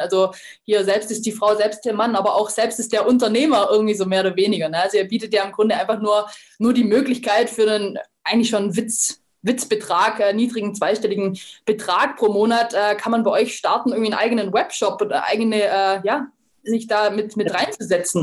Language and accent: German; Lake Constance region, Baden-Württemberg, Germany; aus meiner Heimat, vom, aus der Bodenseeregion, aus Weingarten